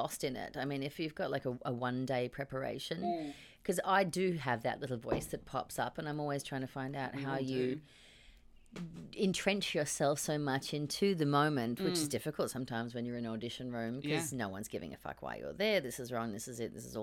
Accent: Australia; being an Australian

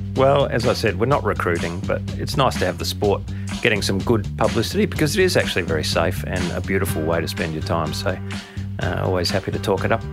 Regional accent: Adelaide, South Australia, Australia; as a kid, I grew up in Adelaide in the city

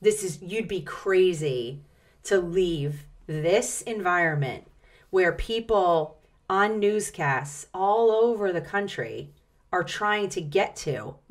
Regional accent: Atlantic City, New Jersey, United States; born there; I was born in Atlantic City, New Jersey. We were born in Atlantic City, New Jersey. In fact, it's the green space on the Monopoly board, Pacific Avenue

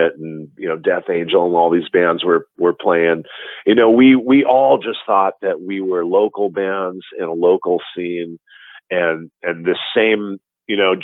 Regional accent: Hawaii, United States; moved away; I grew up in Hawaii

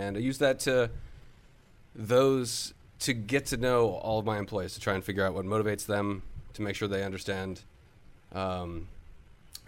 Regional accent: Arlington, Virginia, United States; Arlington, Virginia.

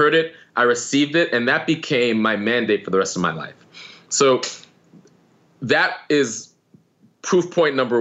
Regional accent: New York, United States; Like I grew up in New York. I grew up on the coast.

